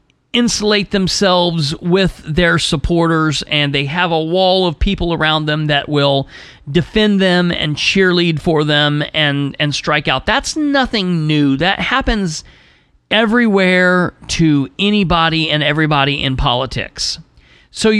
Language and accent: English; Muncie, Indiana, United States; my hometown in Muncie